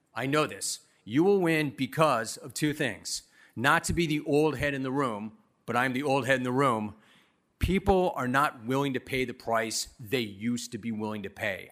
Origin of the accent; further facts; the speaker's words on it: Southern California, United States; I was some rando from Southern California